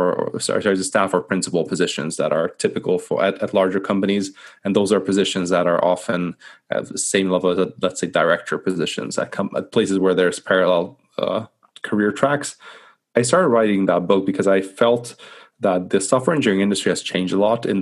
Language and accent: English; Hungary; moved away as an adult; also born or lived in Scotland / London; I'm originally from Hungary, actually, so small country in the middle of Europe